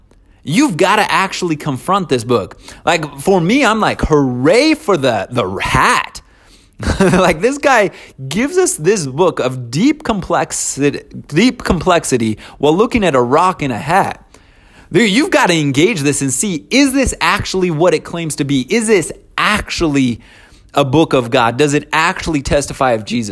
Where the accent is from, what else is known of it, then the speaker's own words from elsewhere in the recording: Ogden, Utah, United States; We grew up in a small house in Ogden